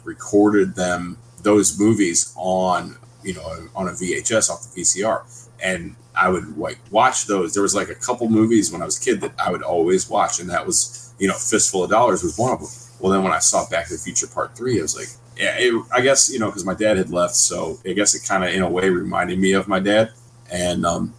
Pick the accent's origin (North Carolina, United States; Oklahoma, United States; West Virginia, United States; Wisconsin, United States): West Virginia, United States; moved away; originally I'm from West Virginia. Obviously, you know, my dad is he's a hillbilly